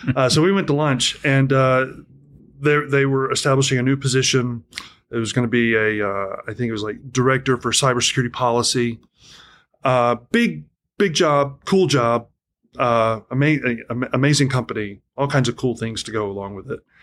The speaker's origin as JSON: {"language": "English", "town": "Atlanta", "region": "Georgia", "country": "United States", "tie": "born or raised there", "also_born_or_lived": "Tennessee", "moved": "as an adult", "said": "a lot of my growing up period was split between, um, largely Atlanta, Georgia, and then my dad was in the military, so wherever, wherever dad was, I would"}